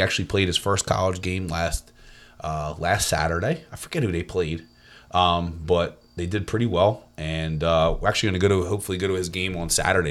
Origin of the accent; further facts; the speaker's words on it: Cedarbrook, New Jersey, United States; now in Hamilton, United States; I'm not from Hamilton. Um, I'm actually from, um, a little town in Winslow called Cedarbrook.